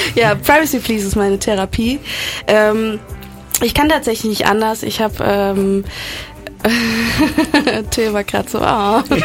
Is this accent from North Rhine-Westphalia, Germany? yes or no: yes; Cologne, North Rhine-Westphalia, Germany; also born or lived in Cuba; komme aus Köln, bin gebürtige Kubanerin